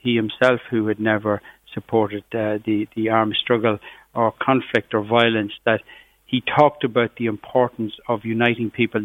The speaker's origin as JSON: {"language": "English", "town": "Cavan", "region": "Ulster", "country": "Ireland", "tie": "born or raised there", "said": "from where I grew up in Cavan, just on the borders of Fermanagh"}